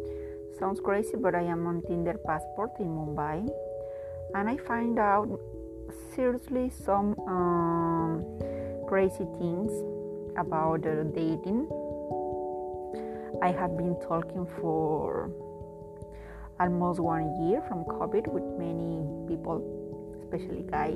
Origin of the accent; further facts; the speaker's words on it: Peru; I am a Latin person, I am from Peru, South America